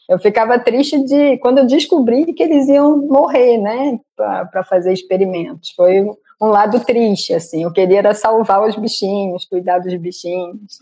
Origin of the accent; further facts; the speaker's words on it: Rio de Janeiro, Brazil; moved away as an adult; also born or lived in Manaus, Brazil / England; minha infância no Rio realmente foi rodeada por é, natureza